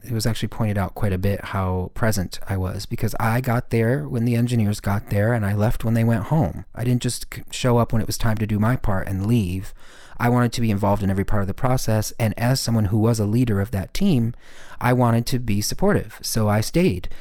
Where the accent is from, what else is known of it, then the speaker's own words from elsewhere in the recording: Michigan, United States; I'm this kid from Michigan